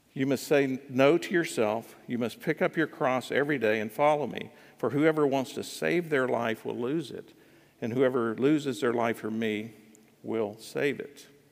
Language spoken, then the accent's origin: English; United States; I'm an American.